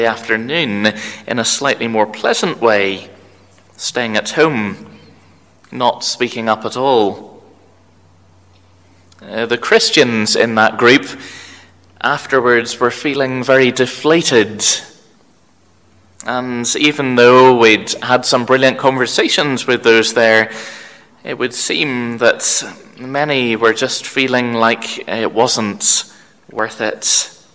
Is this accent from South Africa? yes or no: no; Belfast, Northern Ireland, United Kingdom; also born or lived in Cork, Ireland; growing up in the North Belfast EPC congregation